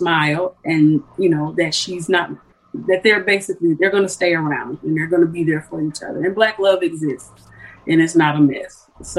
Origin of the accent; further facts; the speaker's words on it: Southfield, Michigan, United States; also born or lived in Columbus, Ohio; I'm Michigan. I was born in Columbus, Ohio. My mom did a lot of moving, but I always say I came into my womanhood in Michigan, in Detroit, Michigan. So, or Southfield, a suburb of Detroit.